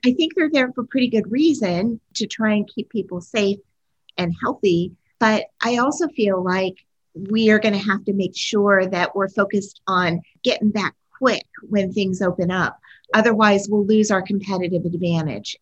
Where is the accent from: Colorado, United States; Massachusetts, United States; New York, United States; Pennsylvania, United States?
Pennsylvania, United States; I grew up in Pennsylvania